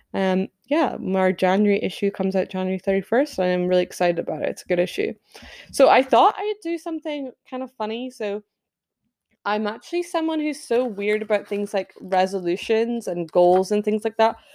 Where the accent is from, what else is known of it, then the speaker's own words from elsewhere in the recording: Scotland, United Kingdom; I'm Scottish